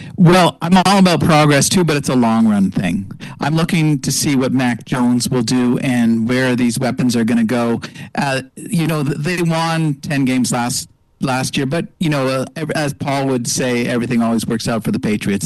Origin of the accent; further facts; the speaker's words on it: Montreal, Quebec, Canada; moved away; also born or lived in Los Angeles; I grew up in Montreal